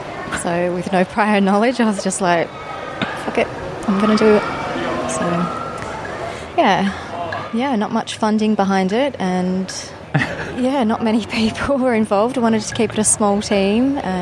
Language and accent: English; Albany, Western Australia, Australia; also born or lived in Karratha, Western Australia; I'm from Albany, Western Australia. Were you born and bred there? No, I was born in Karratha. I spent most of my time in down south, I suppose, yeah.